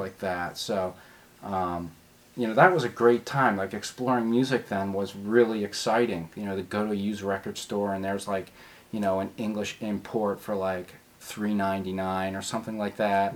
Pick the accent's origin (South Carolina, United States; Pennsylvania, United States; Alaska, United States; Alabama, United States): Pennsylvania, United States; Philadelphia; also born or lived in Washington, District of Columbia, United States; I was born in West Philadelphia at uh, Hospital University, Pennsylvania